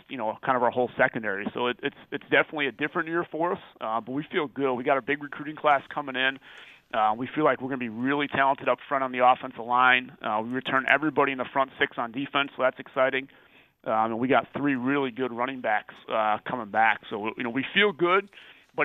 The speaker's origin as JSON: {"language": "English", "town": "Chicago", "region": "Illinois", "country": "United States", "tie": "born or raised there", "moved": "as an adult", "lives_now": "Wisconsin, United States", "said": "I grew up in the Chicago suburbs, so originally on the south side of Chicago, and then my parents kind of moved out to the west suburbs when I was in high school."}